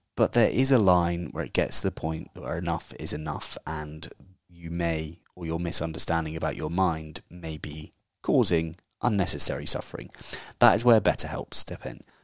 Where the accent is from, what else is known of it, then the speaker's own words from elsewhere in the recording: England, United Kingdom; I'm the English version of them